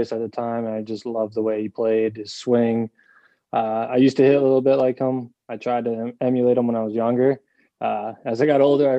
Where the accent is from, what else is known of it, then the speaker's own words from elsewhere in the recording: Rhode Island, United States; my hometown in Rhode Island